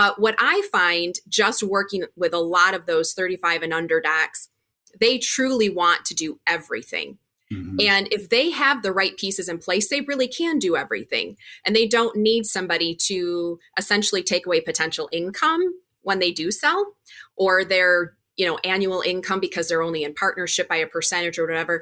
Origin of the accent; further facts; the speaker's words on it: Wisconsin, United States; I am from Wisconsin. We're based out of the Milwaukee area